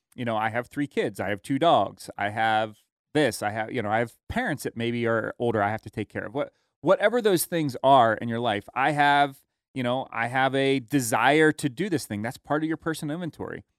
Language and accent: English; United States; how blessed we are as Americans